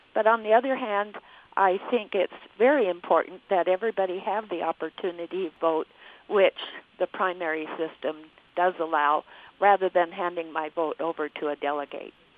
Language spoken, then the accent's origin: English; California, United States; moved away as an adult; now in Logan, United States; I grew up in California and lived there for many years